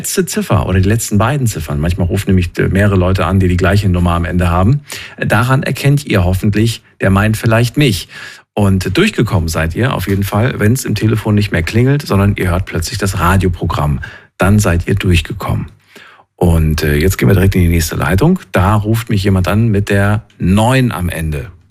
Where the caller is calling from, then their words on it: Esslingen, Baden-Württemberg, Germany; ich komme aus Esslingen.